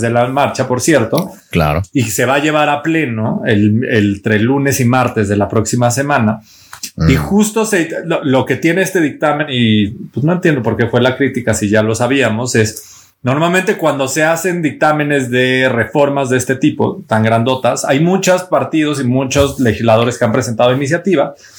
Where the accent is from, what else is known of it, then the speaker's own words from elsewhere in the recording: Mexico; los más de 100 millones de mexicanos que somos